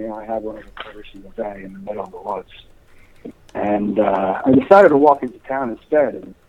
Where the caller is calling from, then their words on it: Ringwood, New Jersey, United States; I'm calling from Ringwood, New Jersey.